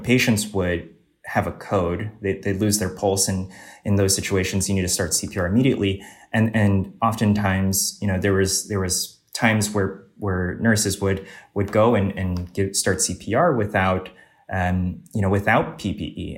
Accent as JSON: {"language": "English", "region": "Northern Virginia", "country": "United States", "tie": "born or raised there", "said": "I originally grew up uh, in Northern Virginia in the suburbs of DC"}